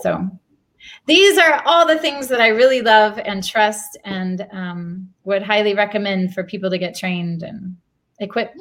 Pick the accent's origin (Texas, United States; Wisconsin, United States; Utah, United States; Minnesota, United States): Texas, United States; moved away as an adult; also born or lived in Haiti; now in Jerusalem, Israel; I come from Texas